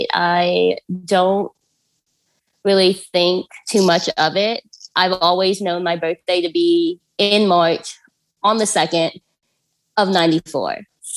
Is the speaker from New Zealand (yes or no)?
no; Xinjiang, China; born there; I was born in Xinjiang.